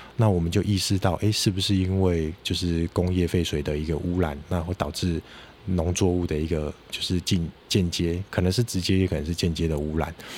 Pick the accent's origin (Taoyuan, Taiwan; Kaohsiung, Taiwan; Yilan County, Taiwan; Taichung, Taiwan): Kaohsiung, Taiwan; moved away as an adult; also born or lived in China; 我本身是高雄人，那是。我住在左营。那我小学的时候就是走路上学嘛，那我印象很深刻。那个时候，呃，从家里走到学校大概是十分钟的路程，那我沿路上就会经过很多的菱角田